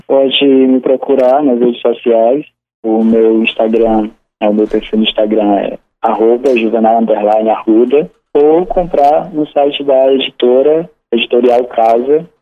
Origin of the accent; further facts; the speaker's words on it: Sobral, Ceará, Brazil; Eu sou de Sobral, né? Sou filho de Sobral. Sobral é minha terra amada, sempre vai ser